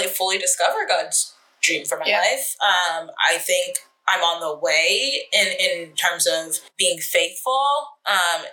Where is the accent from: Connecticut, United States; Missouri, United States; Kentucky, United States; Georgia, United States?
Georgia, United States; Atlanta; moved away as an adult; also born or lived in California / Boston; I was born in California, raised in Atlanta to immigrant parents